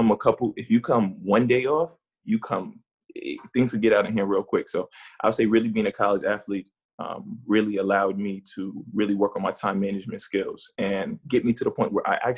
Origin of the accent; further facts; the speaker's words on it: New York, United States; moved away as an adult; now in Boston, United States; growing up in New York